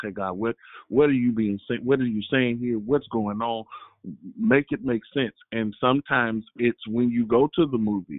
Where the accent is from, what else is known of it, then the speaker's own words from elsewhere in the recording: the South, United States; I'm from the South